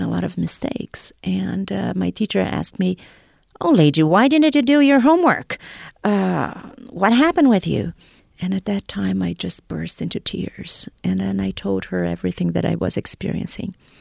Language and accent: English; Brazil; moved away as an adult; also born or lived in Boston; I am originally from Brazil